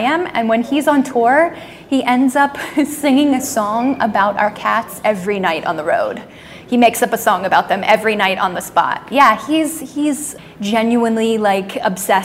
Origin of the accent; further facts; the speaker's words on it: Orlando, Florida, United States; I grew up in Orlando, so I grew up in, you know, theme park central